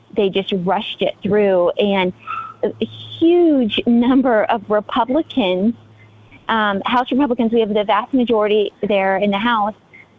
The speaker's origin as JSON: {"language": "English", "region": "Texas", "country": "United States", "tie": "born or raised there", "said": "I've been born and raised in Texas. We love Texas here. Most people you talk to are conservative, we've got some major cities here, mm-hmm. Dallas, Houston, San Antonio, Austin"}